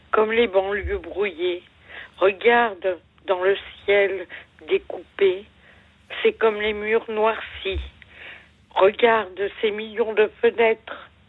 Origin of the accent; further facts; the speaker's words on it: Quebec, Canada; Oui, bah, je suis née déjà au Canada